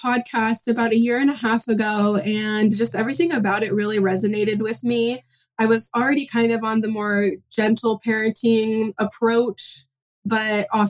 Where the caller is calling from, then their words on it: Pacific Northwest, United States; I'm calling from the Pacific Northwest. I have three kiddos.